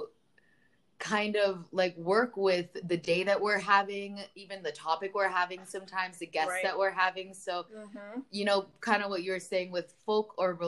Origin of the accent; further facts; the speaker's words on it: Miami, Florida, United States; now in Oregon, United States; I'm from Miami